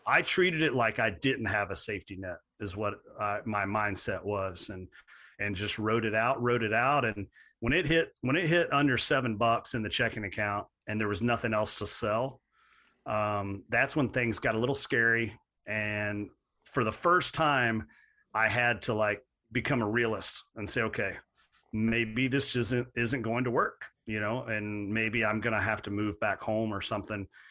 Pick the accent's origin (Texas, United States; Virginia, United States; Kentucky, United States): Kentucky, United States; Central; I grew up in Central Kentucky, um, like a lot of a lot of folks in that area on farm ground